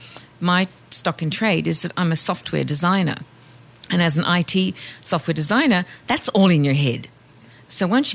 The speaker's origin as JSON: {"language": "English", "country": "Australia", "said": "I'm Australian."}